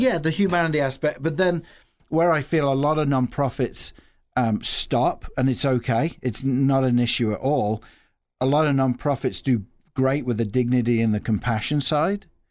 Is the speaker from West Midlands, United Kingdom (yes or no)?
yes; Nuneaton, West Midlands, United Kingdom; also born or lived in Australia; now in Peoria, United States; Originally from England, uh, if you're looking at a map of England, if you put your finger right in the middle of England, there's a town, uh, called Coventry